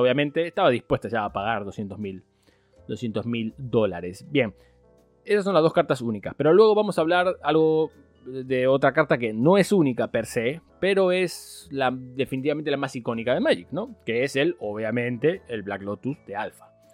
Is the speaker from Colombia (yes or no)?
no; Spain; moved away; en, España teníamos la, Era la URSA